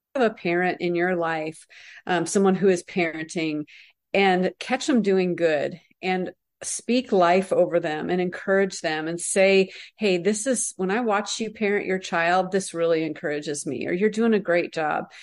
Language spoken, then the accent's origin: English; United States; us as American Christians